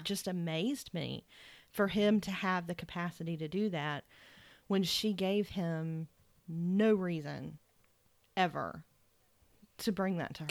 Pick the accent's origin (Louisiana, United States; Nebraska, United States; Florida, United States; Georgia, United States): Georgia, United States; Macon; Hoke is from Macon and so am